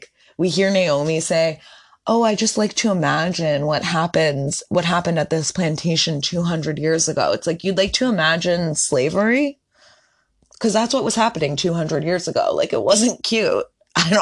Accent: Northeast, United States; I'm from the Northeast.

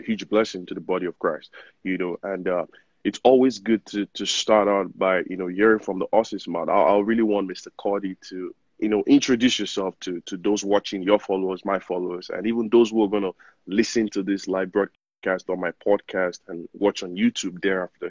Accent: Nigeria; now in United States; I'm Nigerian, you know, privileged to be living in the United States

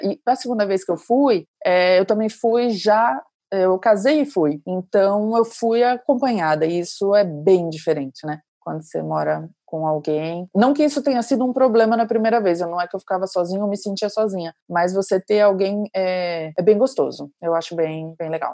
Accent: Brazil; also born or lived in Lyon, France / Marseille, France; eu sou brasileira, super expansiva

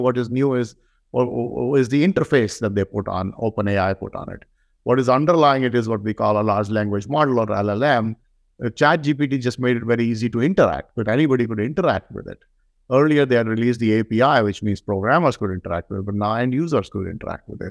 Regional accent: India; now in United States; I'm from India

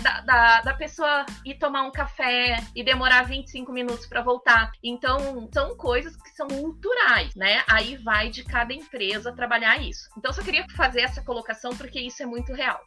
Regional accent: Brazil; como bons brasileiros

